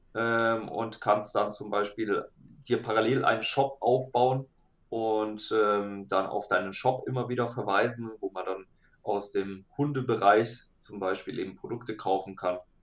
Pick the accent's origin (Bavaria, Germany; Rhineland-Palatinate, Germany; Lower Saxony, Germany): Bavaria, Germany; Nuremberg area; ich bin aus dem Nürnberger Raum.